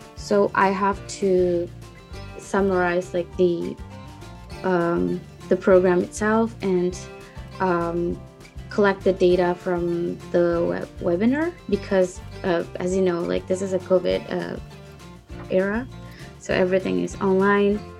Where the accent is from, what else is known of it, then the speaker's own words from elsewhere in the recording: Indonesia; moved away as an adult; now in Japan; I'm a program intern from Indonesia, and I'm currently studying in Japan at the University of Tokyo